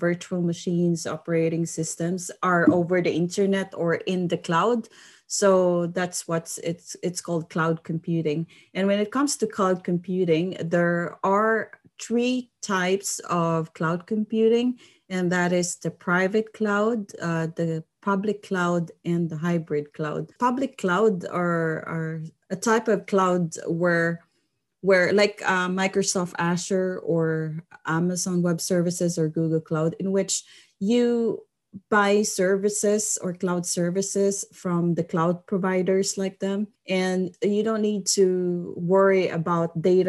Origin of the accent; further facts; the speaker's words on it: Philippines; moved away as an adult; now in Sundsvall, Sweden; I am originally from the Philippines